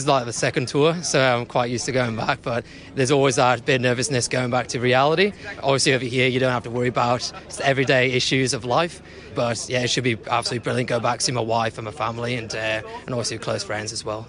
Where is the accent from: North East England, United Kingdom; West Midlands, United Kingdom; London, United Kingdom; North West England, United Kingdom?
North East England, United Kingdom; Newcastle upon Tyne; now in Newcastle, Australia; Yeah, I was originally from Newcastle upon Tyne in the northeast of England, and then moved to Newcastle in Australia.